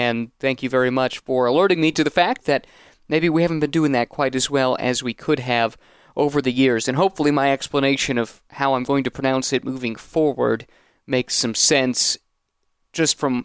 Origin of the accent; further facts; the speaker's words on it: United States; being an American and not knowing how to speak French very well